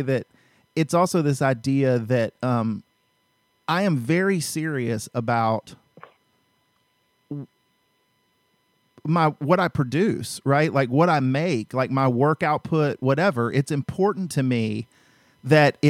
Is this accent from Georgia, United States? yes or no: yes; Georgia, United States; I'm from Georgia